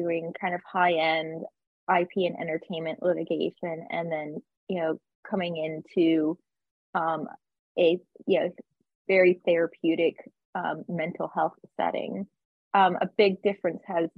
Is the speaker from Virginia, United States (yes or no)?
yes; Virginia, United States; also born or lived in Tennessee / Nashville; now in Fort Lauderdale, United States; growing up in Virginia and living in Tennessee for many, many years